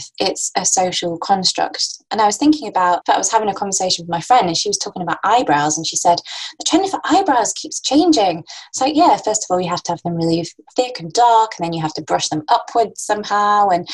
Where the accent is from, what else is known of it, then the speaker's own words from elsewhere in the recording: Lancashire, North West England, United Kingdom; I'm from Lancashire